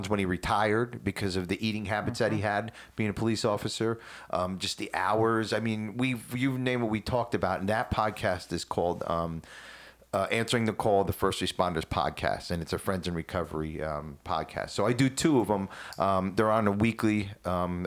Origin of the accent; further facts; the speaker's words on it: New Jersey, United States; moved away; I'm from Jersey